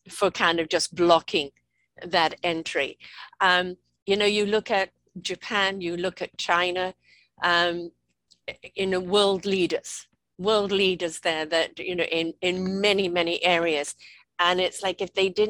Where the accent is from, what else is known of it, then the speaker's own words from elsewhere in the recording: United Kingdom; I'm white British.